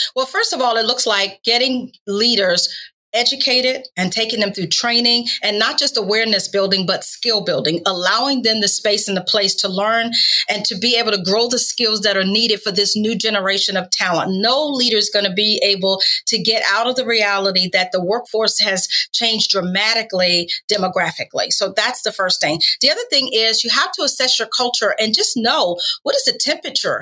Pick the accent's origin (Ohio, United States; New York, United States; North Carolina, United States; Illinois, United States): North Carolina, United States; also born or lived in Washington, D.C.; now in Tampa Bay, United States; I grew up in North Carolina, but my parents moved to Washington, D.C., so I lived there for about 30 years as well.